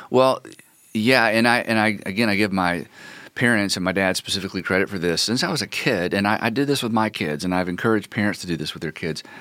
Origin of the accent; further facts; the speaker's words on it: North Carolina, United States; born there; also born or lived in Ohio / Florida; I was born in North Carolina in a little tiny town outside of Hendersonville, and Hendersonville is a little tiny town.